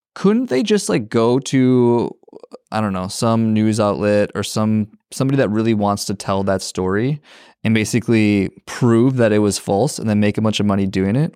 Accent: Minnesota, United States; I'm from Minnesota

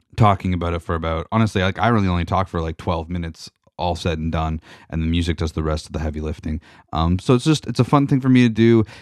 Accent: Georgian Bay, Ontario, Canada; I grew up on Georgian Bay

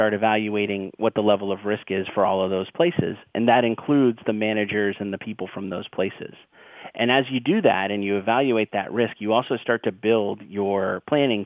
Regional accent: Boston, Massachusetts, United States; I'm from Boston

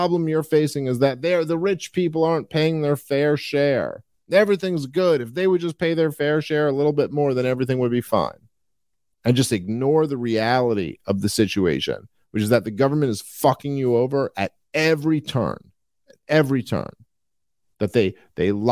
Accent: New York City, New York, United States; growing up in Brooklyn, New York

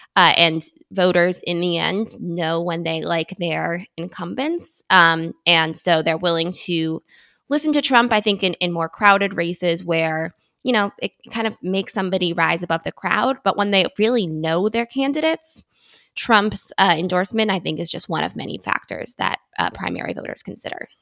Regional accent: United States; I grew up right outside Washington, D C

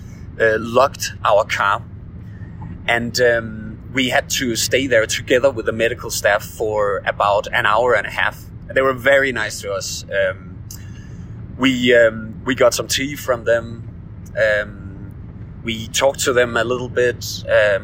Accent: Denmark; now in Beijing, China; I'm from Denmark

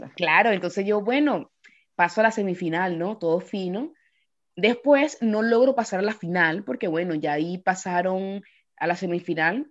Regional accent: Yaracuy, Venezuela; moved away as an adult; also born or lived in Caracas, Venezuela; now in Paris, France; me fui de Yaracuy para Caracas

